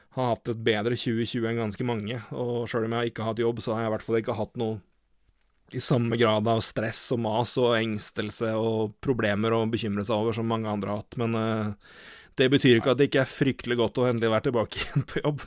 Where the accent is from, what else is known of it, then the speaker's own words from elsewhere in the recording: Elverum, Innlandet, Norway; moved away; Jeg har vært jeg har vært hjemme i Elverum siden, siden, juni, og rett og slett bodd hjemme.